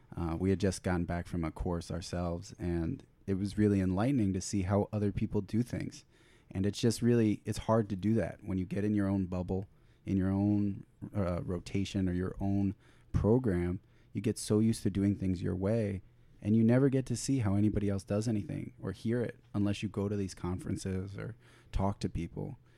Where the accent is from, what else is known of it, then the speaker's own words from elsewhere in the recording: Florida, United States; I'm originally from Florida